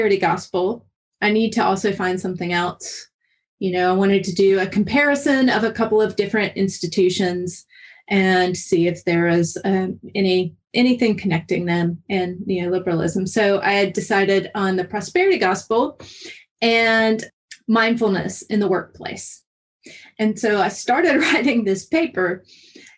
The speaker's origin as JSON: {"language": "English", "region": "North Carolina", "country": "United States", "tie": "born or raised there", "said": "growing up in North Carolina."}